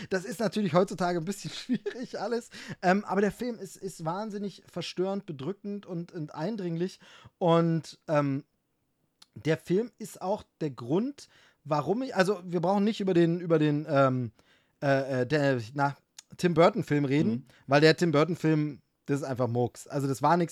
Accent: East Germany, Germany; als Ossi, als Ossi

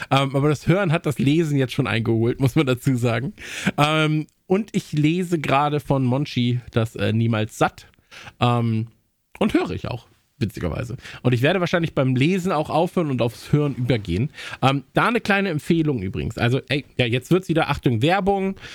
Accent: Kempen, North Rhine-Westphalia, Germany; haben natürlich wieder drei äh, Konzerte angekündigt, drei Aufwärmkonzerte in meiner Heimat. Ja, also Campen

